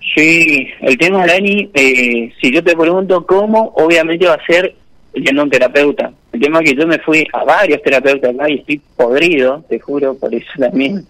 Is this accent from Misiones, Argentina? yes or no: yes; Posadas, Misiones, Argentina; Soy de Posadas. Posadas Misiones